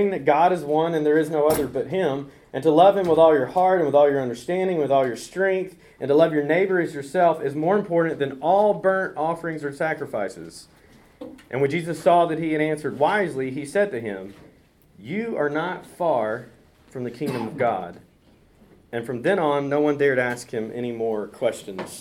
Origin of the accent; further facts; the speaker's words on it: Montgomery, Alabama, United States; moved away as an adult; also born or lived in South Carolina / West Texas; now in Prattville, United States; I grew up in Montgomery.